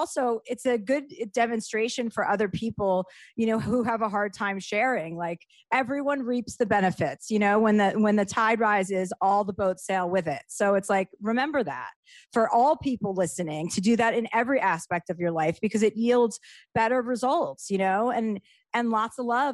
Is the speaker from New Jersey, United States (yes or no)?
yes; Livingston, New Jersey, United States; Livingston, New Jersey.